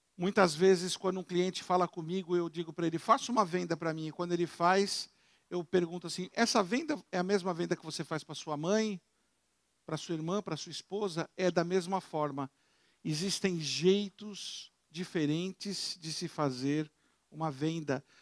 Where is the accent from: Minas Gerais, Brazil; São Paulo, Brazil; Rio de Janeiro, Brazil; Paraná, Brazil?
São Paulo, Brazil; Eu moro, eu sou de São Paulo, eu tenho uma casa na montanha, em Campos do Jordão.